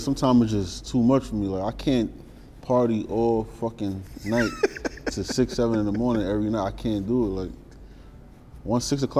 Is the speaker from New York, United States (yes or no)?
yes; New York City, New York, United States; Like, I can say I'm from 165 in Nelson, but I say I'm from Highbury.